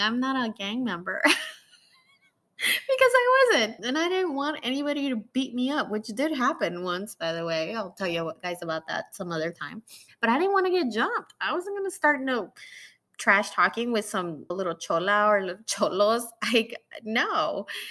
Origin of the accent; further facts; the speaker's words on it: Mexico; now in United States; Mexican like me